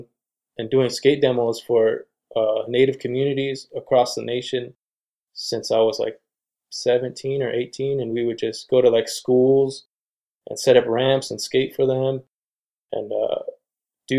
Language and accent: English; San Carlos Reservation, Arizona, United States; I grew up on the San Carlos Reservation